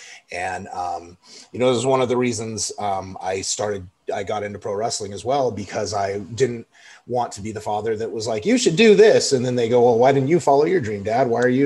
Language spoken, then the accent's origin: English; Pomona, California, United States; born there; also born or lived in Chicago / Denver / Louisiana, United States / Sacramento; I was in Chicago, Denver, LA, Sacramento. I was born in Pomona, California.